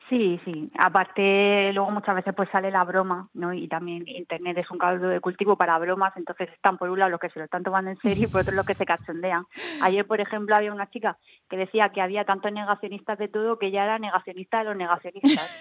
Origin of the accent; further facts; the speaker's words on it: Region of Murcia, Spain; nosotros que somos de Murcia